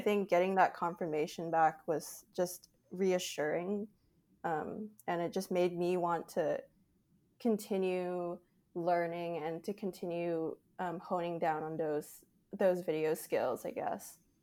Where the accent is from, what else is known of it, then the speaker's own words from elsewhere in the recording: Canada; I'm Canadian